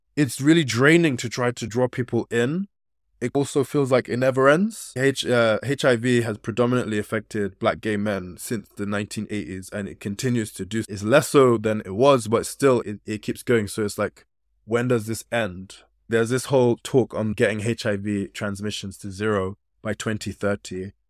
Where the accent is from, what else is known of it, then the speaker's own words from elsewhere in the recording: United Kingdom; Although I've grown up in this country, I still have very West African kind of ways of being